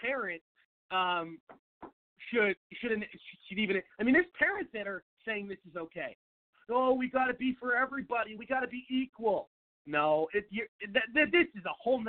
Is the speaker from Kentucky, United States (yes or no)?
no; Seattle, Washington, United States; moved away as an adult; now in Phoenix, United States; I am from Seattle, Washington, live in Phoenix, Arizona, lived in Phoenix for about 7 years, grew up in Seattle